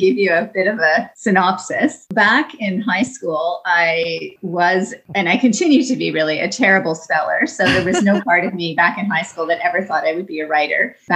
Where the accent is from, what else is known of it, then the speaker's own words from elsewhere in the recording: Niagara Falls, Ontario, Canada; I grew up in Niagara Falls, Ontario